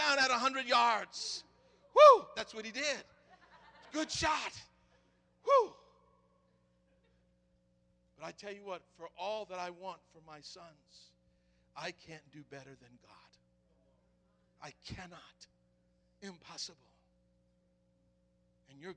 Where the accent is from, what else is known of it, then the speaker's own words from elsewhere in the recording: the South, United States; I'm from the South